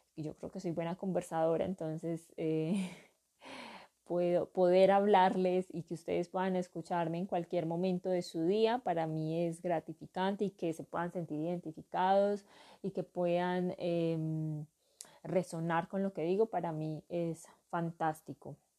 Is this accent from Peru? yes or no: no; Urabá, Antioquia, Colombia; now in southwest Antioquia, Colombia; soy natural, nací en, para mí, el paraíso del mundo, eh, la tierra del sol, Urabá